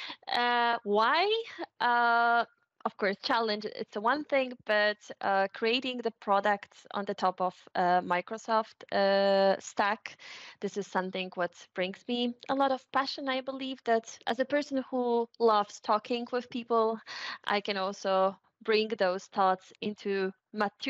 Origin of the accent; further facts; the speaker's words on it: Poland; moved away; also born or lived in Warsaw; I'm from Poland, lived in that times in Warsaw